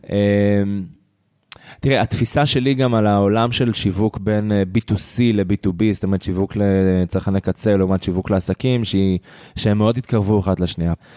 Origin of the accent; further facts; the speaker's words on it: Israel; בתור ישראלי